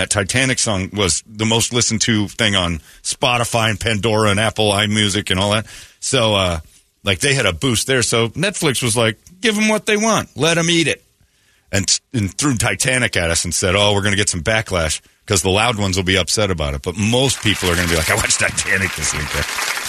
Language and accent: English; United Kingdom; I smell fags. I'm British.